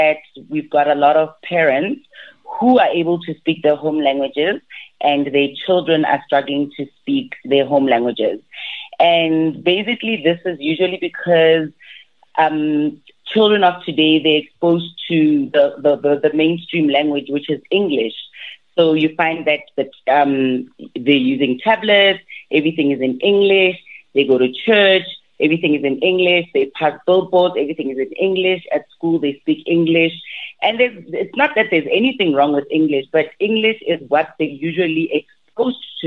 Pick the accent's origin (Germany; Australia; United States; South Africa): South Africa; Mahikeng, North West; first language Setswana; English is a second language; I grew up in Mafikeng, and in Mafikeng, everybody speaks Setswana